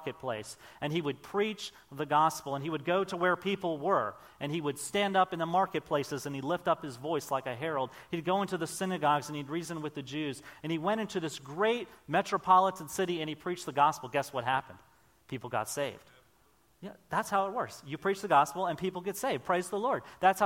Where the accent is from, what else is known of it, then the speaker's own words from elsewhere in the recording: Maryland, United States; moved away as an adult; also born or lived in Oklahoma; I grew up on the Chesapeake Bay in Maryland